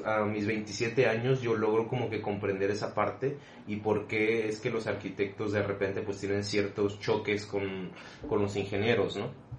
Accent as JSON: {"language": "Spanish", "country": "Mexico", "said": "nosotros como mexicanos"}